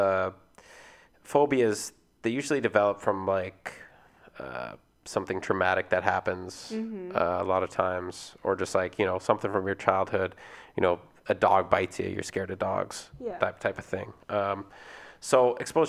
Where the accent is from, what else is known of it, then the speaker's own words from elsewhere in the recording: Vancouver, British Columbia, Canada; we're from Vancouver